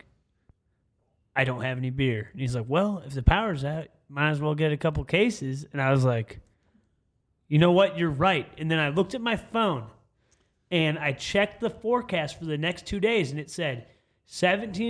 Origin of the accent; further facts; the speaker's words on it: Chicago, Illinois, United States; also born or lived in Iowa / Oklahoma; now in Texas, United States; Being a Chicago boy myself